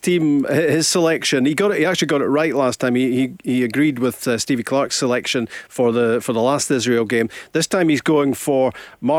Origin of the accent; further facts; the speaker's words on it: Scotland, United Kingdom; us Scots